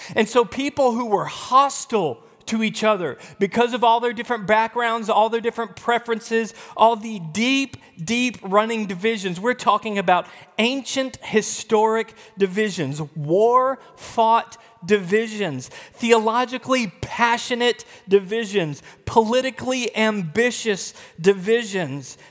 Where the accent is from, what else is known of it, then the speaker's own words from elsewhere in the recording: the South, United States; moved away as an adult; also born or lived in Texas / Midwest; I grew up in the South. My whole life up until ten years ago, I was abundantly using phrases like y'all